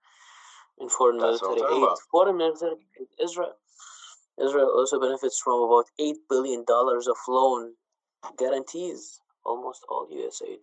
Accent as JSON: {"language": "English", "country": "Iraq", "moved": "yes", "lives_now": "Canada", "said": "I'm originally from Iraq."}